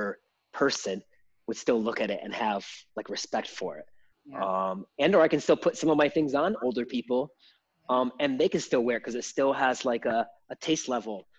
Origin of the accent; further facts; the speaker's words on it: Michigan, United States; moved away as an adult; I'm from Michigan